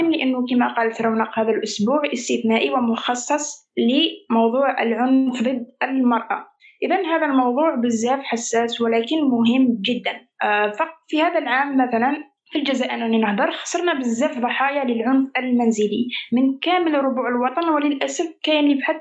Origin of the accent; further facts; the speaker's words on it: Qamishli, Al-Hasakah Governorate, Syria; آه، أنا من سوريا تحديدا أنا من القامشلي صاير هيك أنا أصلي هيك صاير مثل كوكتيل بين تركي وكردي وعربي